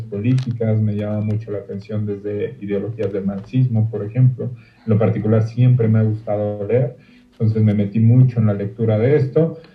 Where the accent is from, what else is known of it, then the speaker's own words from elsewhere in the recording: Mexico; como mexicano que soy